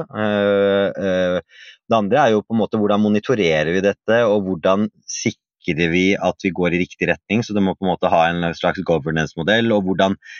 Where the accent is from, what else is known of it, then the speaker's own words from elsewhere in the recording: Oslo, Norway; jeg vokste opp eh, i Oslo vest